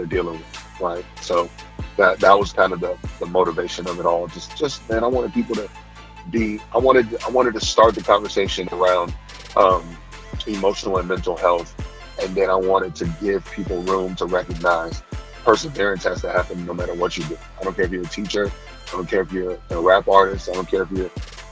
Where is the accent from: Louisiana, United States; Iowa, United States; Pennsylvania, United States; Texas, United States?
Texas, United States; I grew up in Texas